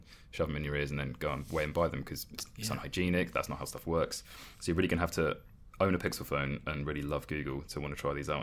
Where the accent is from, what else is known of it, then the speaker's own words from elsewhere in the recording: England, United Kingdom; we're English and we don't speak any languages